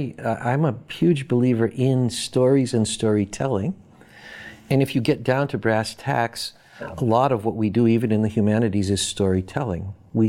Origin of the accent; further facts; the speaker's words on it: Boston, Massachusetts, United States; I grew up in Boston. I'm a Red Sox fan and a Bruins fan. I read the Boston Globe sports page.